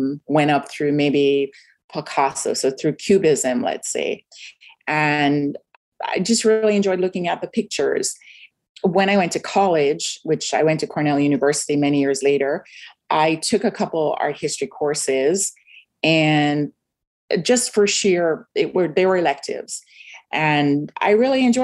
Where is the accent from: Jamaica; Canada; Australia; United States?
Jamaica; Kingston, Surrey; moved away; I grew up in Kingston, Jamaica